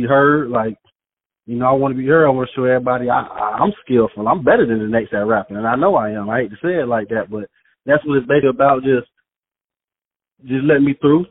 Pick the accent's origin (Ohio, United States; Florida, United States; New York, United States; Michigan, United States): Florida, United States; Fort Walton Beach; I'm from Fort Walton Beach, Florida